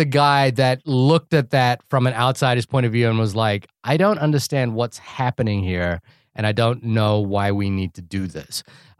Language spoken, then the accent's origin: English; New Zealand; also born or lived in France; It's the New Zealand and France.